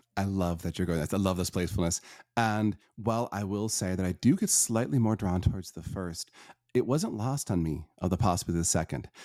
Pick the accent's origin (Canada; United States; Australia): United States; Northern Michigan; I was born in Northern Michigan to a a pretty abusive family